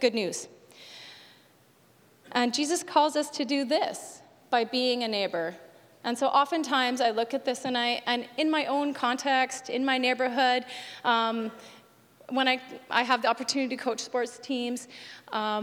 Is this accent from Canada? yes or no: yes; Alberta, Canada; also born or lived in Saskatchewan; now in British Columbia, Canada; My parents ran the MCC festivals in Alberta when it was in the north